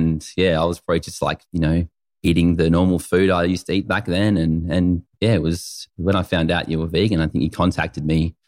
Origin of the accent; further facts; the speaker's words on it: Renmark, South Australia, Australia; I grew up in Renmark. I was born there, and it was just a really cool childhood.